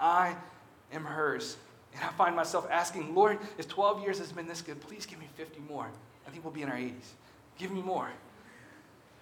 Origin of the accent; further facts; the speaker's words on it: Alabama, United States; I'm from Alabama